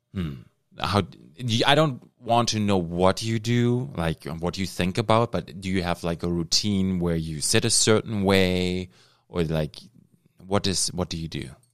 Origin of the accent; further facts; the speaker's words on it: Germany; now in Thunder Bay, Canada; I'm from Germany. I immigrated. I'm Canadian now